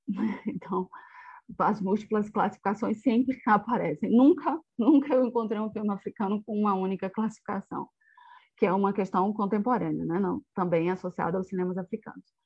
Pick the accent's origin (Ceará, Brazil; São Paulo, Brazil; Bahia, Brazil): Bahia, Brazil; also born or lived in Portugal; eu sou da Bahia, né, do estado da Bahia